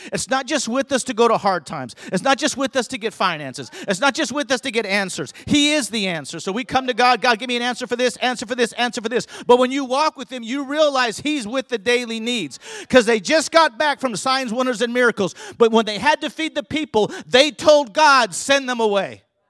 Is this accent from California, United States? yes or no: yes; California, United States; now in Houston, United States; I'm from California